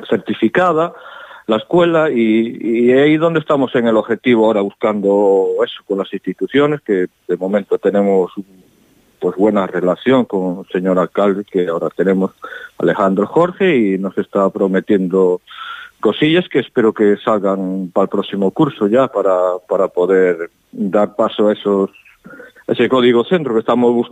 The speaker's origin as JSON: {"language": "Spanish", "town": "O Rosal", "region": "Galicia", "country": "Spain", "tie": "born or raised there", "said": "porque yo ya me formé en una banda de mi pueblo que es la agrupación musical do Rosal. Ahí empecé yo mi dote de mi primer lenguaje musical y acercarme al instrumento y estas cosas."}